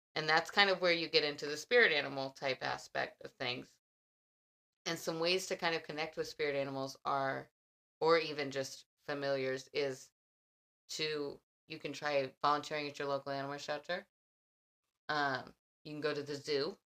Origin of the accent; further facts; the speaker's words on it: Texas, United States; as a Texan